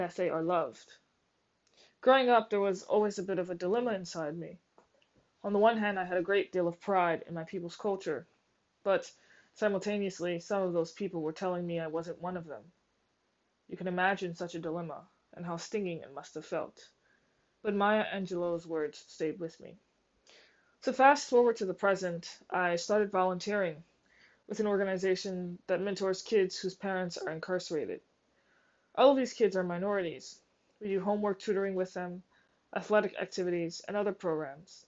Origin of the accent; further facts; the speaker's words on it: New Orleans, Louisiana, United States; I grew up in New Orleans, in a middle-class family, in a two-parent home